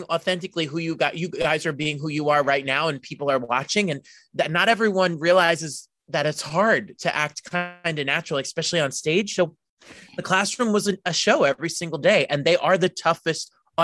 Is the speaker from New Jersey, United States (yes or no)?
yes; New Jersey, United States; I'm born and raised in Jersey